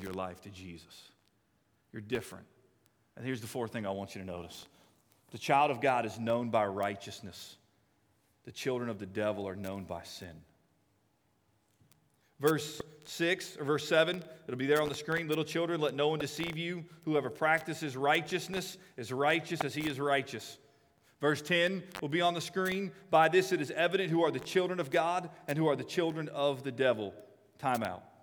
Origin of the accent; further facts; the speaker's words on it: United States; I'm an American.